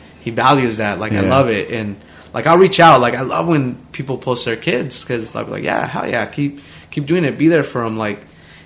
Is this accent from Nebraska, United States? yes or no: yes; Omaha, Nebraska, United States; we grew up in Omaha